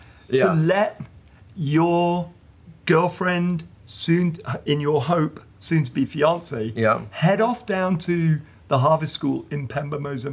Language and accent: English; England, United Kingdom; now in United States; … and I being English, living in America